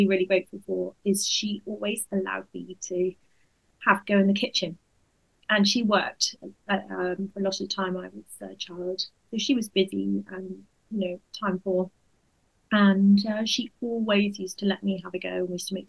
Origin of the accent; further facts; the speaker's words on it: Dorset, South West England, United Kingdom; moved away as an adult; also born or lived in Exeter / Devon; now in Oxfordshire, United Kingdom; I'm from the West Country originally, and I grew up in Dorset